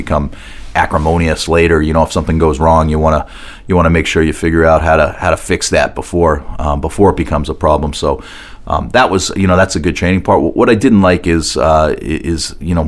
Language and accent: English; outside of Boston, Massachusetts, United States; moved away; also born or lived in New York (family); I grew up outside of Boston